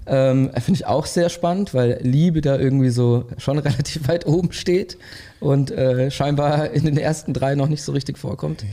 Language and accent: German; Germany; als Deutsche